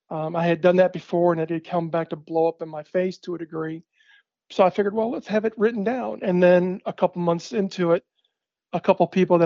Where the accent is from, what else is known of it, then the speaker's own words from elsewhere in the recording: Húsavík, Northeastern Region, Iceland; I had seen a video of her, my hometown, Husavik, my hometown, in the studio